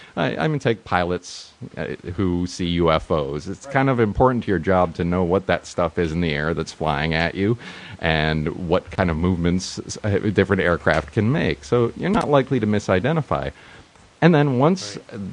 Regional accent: New York, United States; also born or lived in San Francisco; now in Los Angeles, United States; I came here from San Francisco, uh, uh but uh, originally from New York

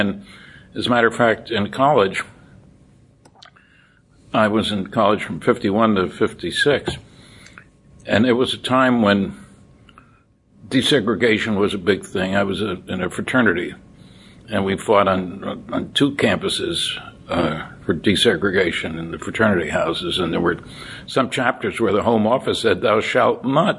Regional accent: Linden, New Jersey, United States; I grew up in Linden, New Jersey, 18 miles from New York City.

